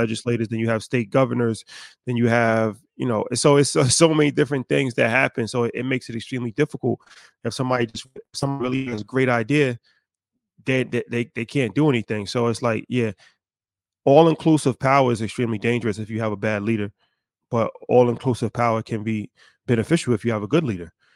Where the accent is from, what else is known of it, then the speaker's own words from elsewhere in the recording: United States; how we were raised in America